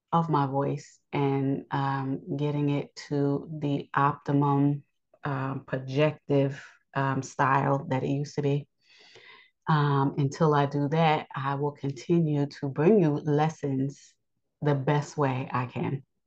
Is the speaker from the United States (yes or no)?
yes; United States; I was born in the United States